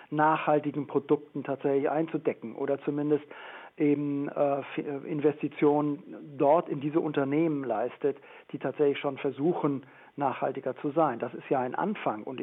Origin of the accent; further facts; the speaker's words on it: Hesse, Germany; ich komme ja aus der Rheinbaugegend, gegend äh, am Rhein, Mainz und Wiesbaden.